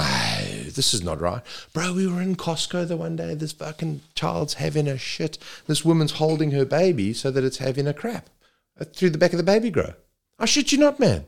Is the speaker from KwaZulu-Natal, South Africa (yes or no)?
yes; Zululand, KwaZulu-Natal, South Africa; moved away as an adult; also born or lived in Saudi Arabia / China; now in Perth, Australia; I grew up in Zululand